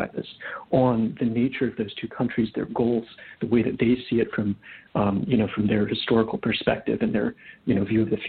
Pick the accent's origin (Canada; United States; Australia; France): United States; New England; moved away as an adult; also born or lived in Russia / China / India / Latin America; So I grew up in the Northeast in New England